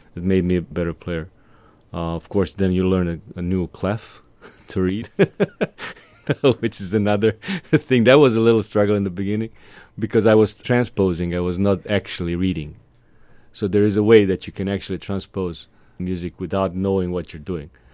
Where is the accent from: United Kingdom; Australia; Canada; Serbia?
Serbia; also born or lived in Atlanta; now in Savannah, United States; In my neck of the woods, I come from Serbia, Eastern Europe.